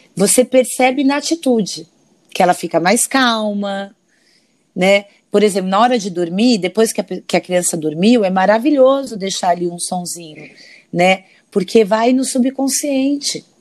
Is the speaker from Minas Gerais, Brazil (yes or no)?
no; São Paulo, Brazil; now in Rio de Janeiro, Brazil; sou uma paulista de, de nascimento, né? Sou natural de São Paulo